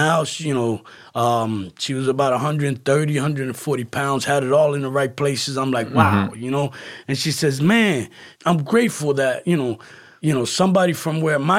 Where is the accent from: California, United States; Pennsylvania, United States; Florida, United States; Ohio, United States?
Pennsylvania, United States; Philadelphia; And I said, listen, I'm from Philly. I showed him my ticket because I left from Philadelphia.